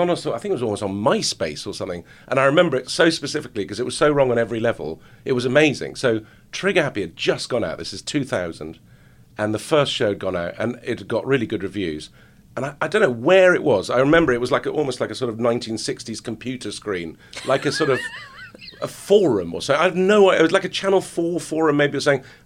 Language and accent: English; Lebanon; I get Jew supporter or Jew lover, but then also because I grew up